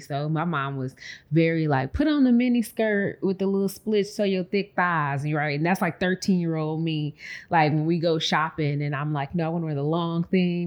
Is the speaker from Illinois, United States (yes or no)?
yes; Chicago, Illinois, United States; moved away as an adult; also born or lived in Nashville; now in Houston, United States; I was born and raised in Chicago